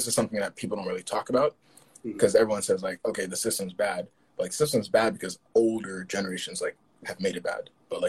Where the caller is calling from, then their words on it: Paris, Île-de-France, France; I'm calling from Paris. We're on lockdown here.